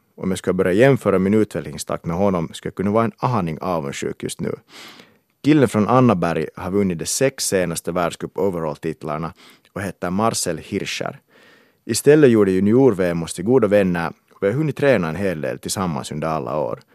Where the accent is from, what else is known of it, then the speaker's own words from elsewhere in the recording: Kauniainen, Uusimaa, Finland; moved away; also born or lived in England; Jag är finlandssvensk från Grankulla